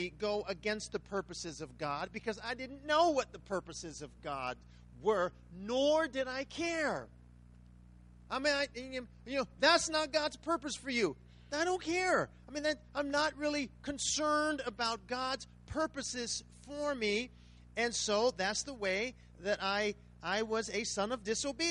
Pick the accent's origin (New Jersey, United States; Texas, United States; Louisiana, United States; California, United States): California, United States; Riverside; now in Las Vegas, United States; I'm from Riverside, California